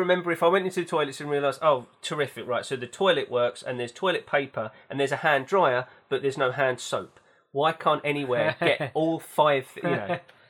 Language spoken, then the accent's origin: English; London, United Kingdom; also born or lived in East Anglia; I'm from East London. I'm from East Anglia. I lived in San Francisco. I studied in Norwich. I'm now in London.